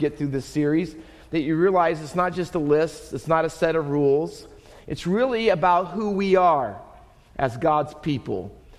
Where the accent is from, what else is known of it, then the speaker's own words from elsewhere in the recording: New Jersey, United States; born there; At the time, I was the only one in our entire family that wasn't born in Texas. I was born in New Jersey.